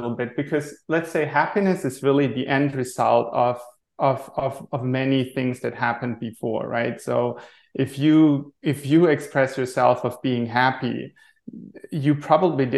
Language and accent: English; Germany; moved away as an adult; also born or lived in Maui, Hawaii; now in Rhode Island, United States; born and raised in Germany